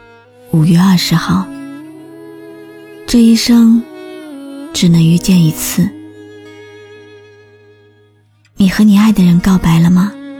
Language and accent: Chinese; China; 藏着独属于我们中国人的浪漫。